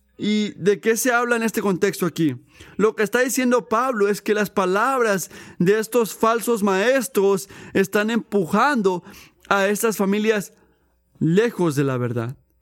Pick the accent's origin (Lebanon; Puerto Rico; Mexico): Puerto Rico; yo crecí en Puerto Rico